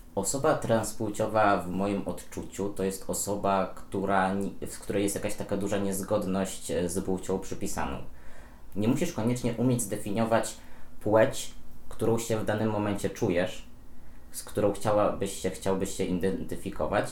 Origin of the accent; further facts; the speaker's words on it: Podlaskie Voivodeship, Poland; moved away as an adult; now in Warsaw, Poland; ja też pochodzę z Podlasia